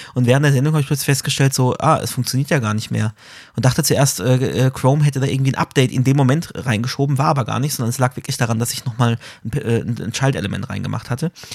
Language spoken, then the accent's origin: German; Karlsruhe, Baden-Württemberg, Germany; als Karlsruher kennt man